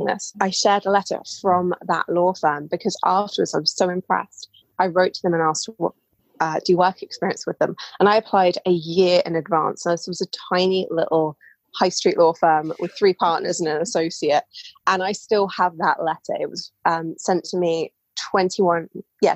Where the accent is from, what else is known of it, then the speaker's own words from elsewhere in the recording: England, United Kingdom; as you can tell probably from my voice, I'm British. I live in England